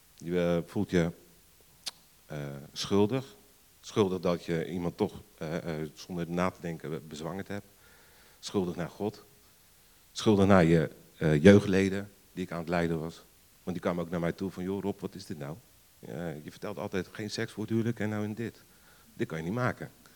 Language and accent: Dutch; Rotterdam, South Holland, Netherlands; moved away; Oorspronkelijk kom ik uit Rotterdam. Misschien hoort een beetje mijn accent